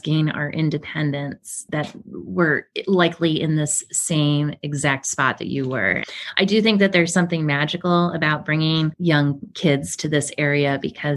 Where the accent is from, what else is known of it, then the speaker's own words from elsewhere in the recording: Ohio, United States; moved away; We're from Ohio. You know, we were one of those Midwest families